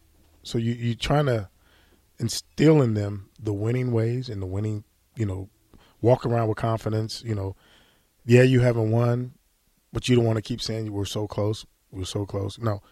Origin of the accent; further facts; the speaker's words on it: Nebraska, United States; I don't want my legacy to be I came to the University of Nebraska. I'm from Nebraska and couldn't beat Iowa.